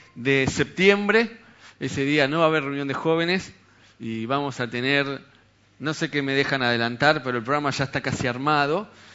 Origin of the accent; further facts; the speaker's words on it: Argentina; la mayoría de acá somos argentinos